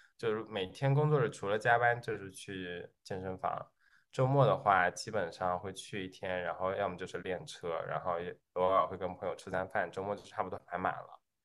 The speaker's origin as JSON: {"language": "Chinese", "country": "China", "moved": "yes", "lives_now": "United States", "said": "大家好，"}